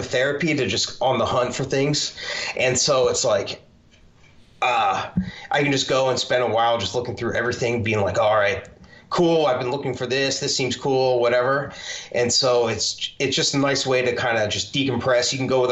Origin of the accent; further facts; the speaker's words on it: Philadelphia, Pennsylvania, United States; I'm from the Philadelphia area